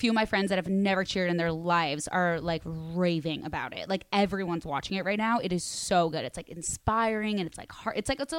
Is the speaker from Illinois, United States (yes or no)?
yes; Chicago, Illinois, United States; I'm from Chicago.